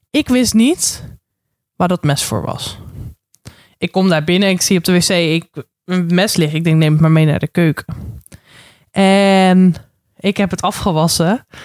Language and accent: Dutch; Randstad, Netherlands